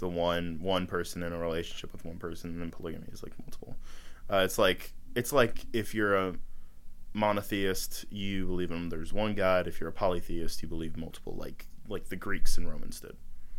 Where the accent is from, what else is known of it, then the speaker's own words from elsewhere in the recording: United States; I'm American as they come, Buster.